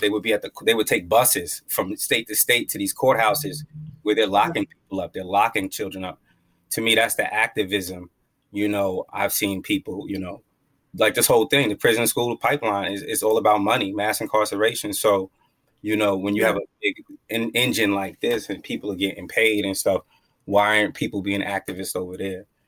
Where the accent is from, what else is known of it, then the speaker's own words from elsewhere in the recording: Long Island, New York, United States; I'm from I'm from Long Island, New York, Strong Island